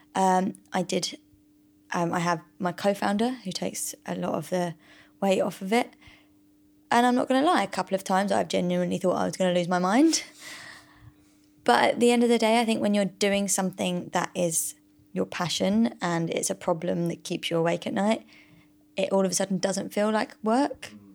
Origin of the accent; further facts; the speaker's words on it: United Kingdom; we're all British